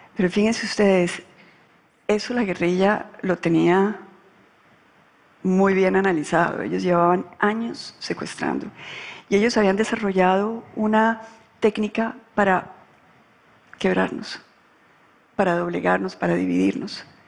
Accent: Colombia; cuando yo ingresé a la política en Colombia

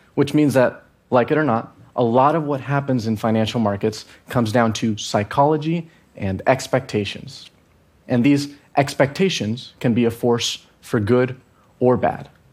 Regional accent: Venezuela; I'm from Venezuela

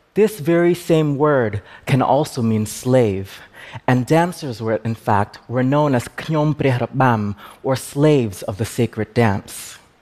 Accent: United States; I am Khmer and I am American I am the child of refugees

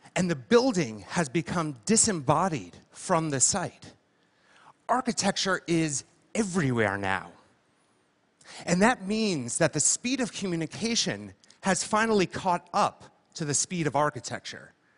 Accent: Livingston, New Jersey, United States; I'm from Jersey, and I was six, and I lived there in my parents' house in a town called Livingston. And this was my childhood bedroom.

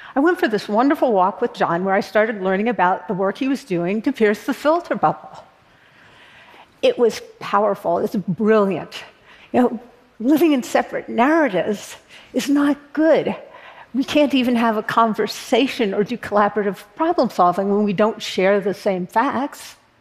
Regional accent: Berkeley, California, United States; born or raised there

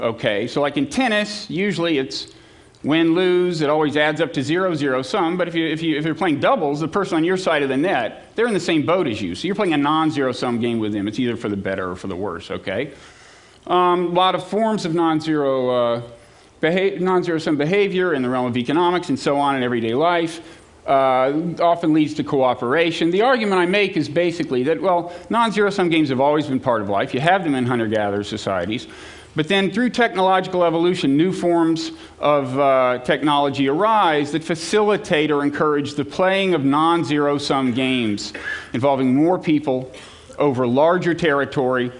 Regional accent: United States; speaking as an American who has children

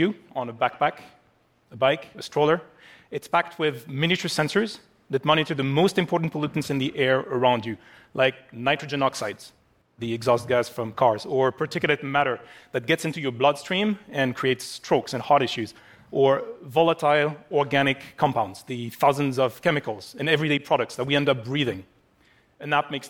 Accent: Paris, Île-de-France, France; my hometown of Paris

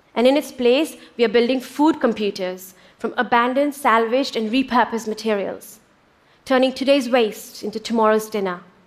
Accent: India; born or raised there

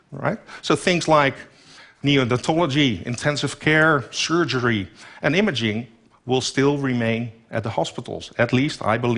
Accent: Netherlands; In my home country, the Netherlands, only 17 million people live there. We're short 125,000 nurses over the coming years.

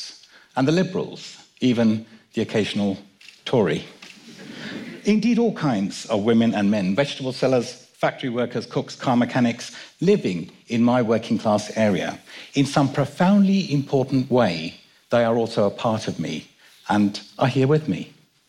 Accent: London, United Kingdom; also born or lived in Kenya; My dad and I were born in Kenya, and I was brought up in London.

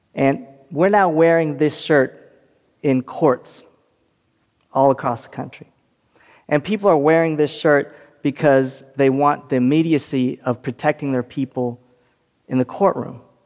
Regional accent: California, United States; my home state of California

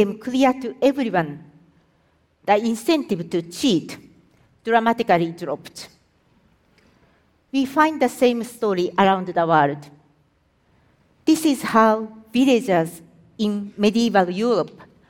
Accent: Japan; I am from Japan

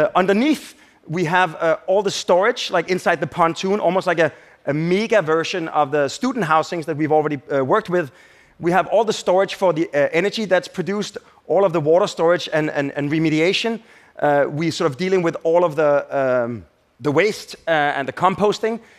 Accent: Denmark; it's from my home country

